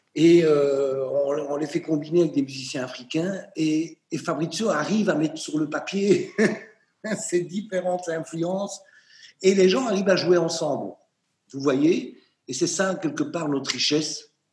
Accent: Charleroi, Wallonia, Belgium; Charleroi, ma ville natale

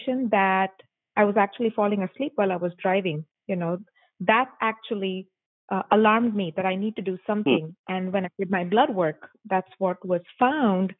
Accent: Mumbai, Maharashtra, India; moved away as an adult; I am born and raised in Mumbai, India

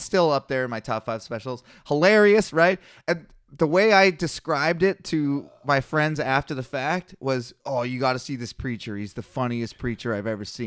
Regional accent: Kelowna, British Columbia, Canada; I started here in Kelowna, my hometown, born and raised, local legend

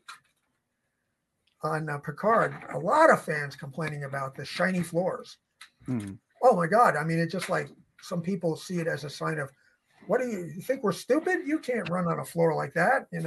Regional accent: New York City, New York, United States; I'm from New York City and I, you know, I lived a long time in Manhattan

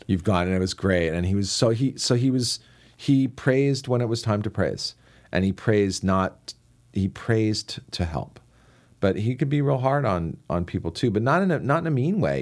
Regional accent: Washington, District of Columbia, United States; I grew up in Washington, D C, so I was surrounded by political talk

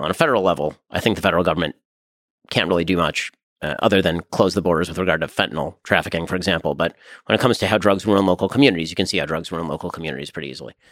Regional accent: United States; being an American

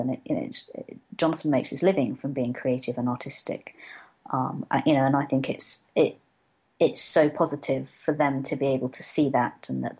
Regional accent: Hong Kong; born there; I'm Filipino by sort of genetics. I was adopted from birth, but I've never really been. I've been to the Philippines once. I was born in Hong Kong, and I've spent quite a bit of time there.

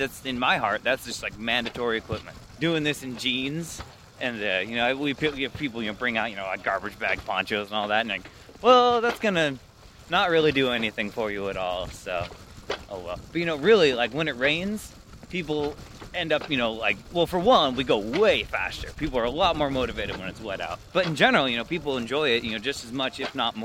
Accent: Baker City, Oregon, United States; also born or lived in Newport, Oregon / Taiwan; originally, I'm from Newport, Oregon, but really Baker City, Oregon. We moved over there when I was pretty little

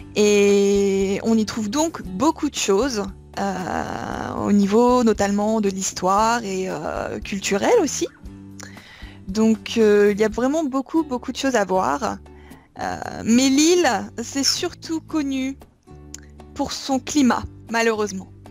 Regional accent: Villeneuve-d'Ascq, Hauts-de-France, France; accent: northern French; moved away as an adult; now in Kobe, Japan; et je viens de Lille

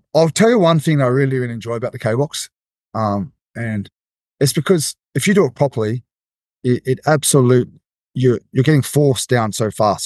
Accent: Australia; as an Aussie coming to Vegas

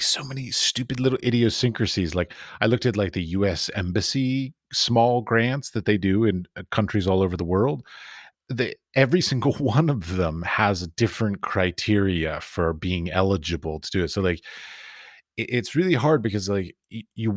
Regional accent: United States; I was raised in America

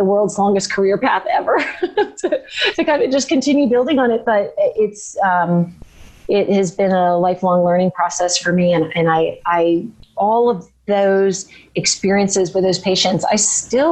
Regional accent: Florida, United States; I'm from Florida, so we don't have deciduous trees there

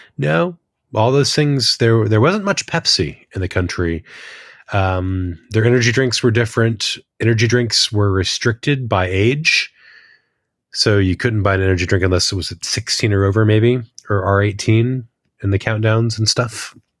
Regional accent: United States; moved away as an adult; now in New Zealand; as an American

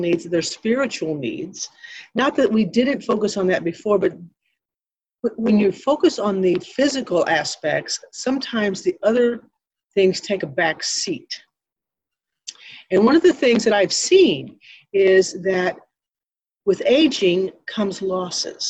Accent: Ironton, Missouri, United States; I was born and raised in Ironton, Missouri, where the Baptist Home is located here in the beautiful Arcadia Valley

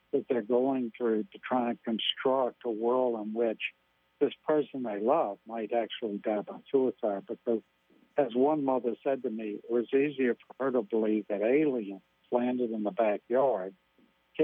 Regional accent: Louisiana, United States; I'm from Louisiana

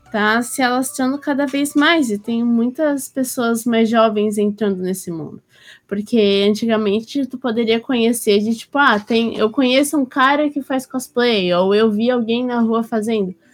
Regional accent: Blumenau, Santa Catarina, Brazil; Eu sou de Blumenau, Santa Catarina

